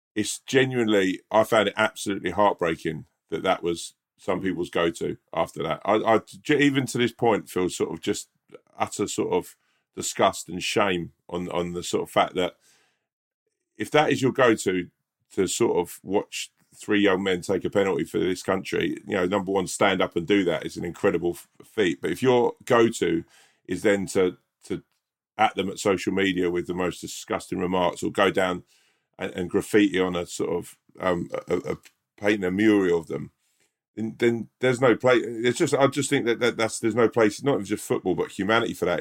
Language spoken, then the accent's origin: English; England, United Kingdom; as an English person